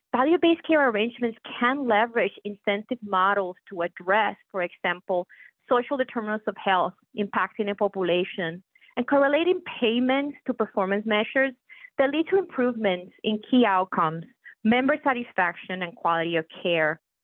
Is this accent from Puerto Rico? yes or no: yes; Puerto Rico; moved away as an adult; now in Pittsburgh, United States; when people ask me where my accent comes from, I proudly share with them that I was born and raised in Puerto Rico.